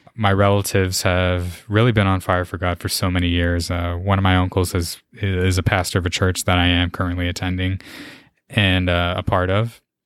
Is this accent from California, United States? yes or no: no; San Antonio, Texas, United States; born and raised, lived here in San Antonio my whole life